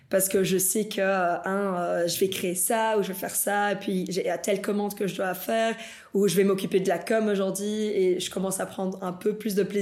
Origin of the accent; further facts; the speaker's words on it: Brussels, Belgium; also born or lived in Bolivia; moi je suis née ici en Belgique, mais à mes 5 ans, on est parti en Bolivie. Euh, et du coup, à mes 13 ans, on est revenu ici en Belgique.